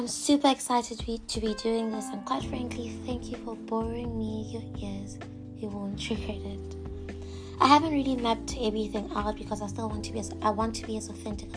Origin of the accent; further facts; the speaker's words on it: Botswana; I am from Botswana